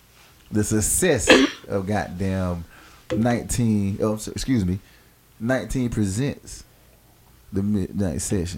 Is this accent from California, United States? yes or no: no; New York, United States; and I remember that every time if I was a New York cat, I'm from Harlem. You know what I'm saying? I'd be a Harlem cat.